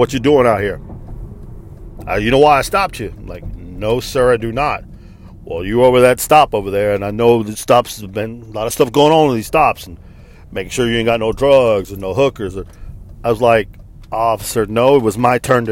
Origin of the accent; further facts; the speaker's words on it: Texas, United States; I am from the United States of America, sir. I was born here in the state of Texas